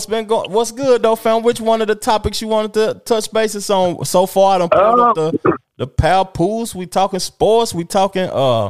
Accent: Tennessee, United States; I'm from Tennessee

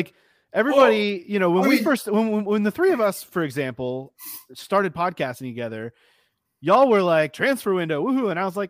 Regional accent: United States; I'm not gonna be the American that harps on media being better anywhere.

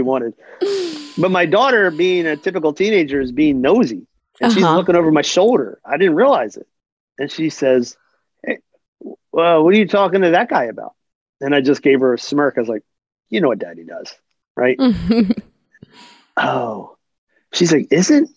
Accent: Philadelphia, Pennsylvania, United States; also born or lived in New Jersey; I'm from Philly

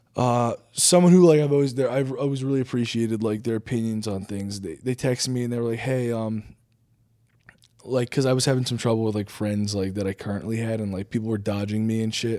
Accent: New Jersey, United States; I'm from New Jersey

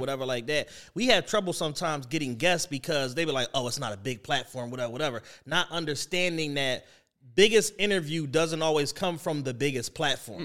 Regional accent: Philadelphia, Pennsylvania, United States

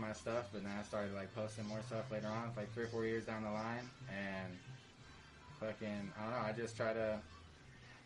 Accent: San Diego, California, United States; also born or lived in Australia / England; as long as I can remember, I've lived in San Diego

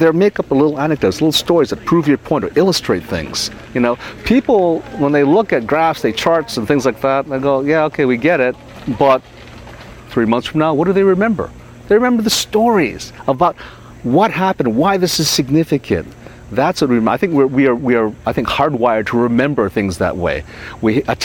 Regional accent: Hawaii, United States; where I grew up in Hawaii

